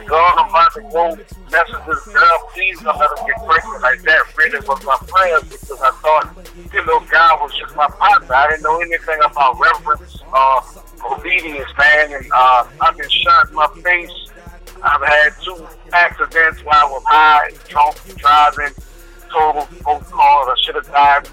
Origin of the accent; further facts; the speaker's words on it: New Orleans, Louisiana, United States; moved away as an adult; now in Houston, United States; I am from New Orleans, Louisiana, and I have been in Houston, Texas, since Hurricane Katrina, about 10 years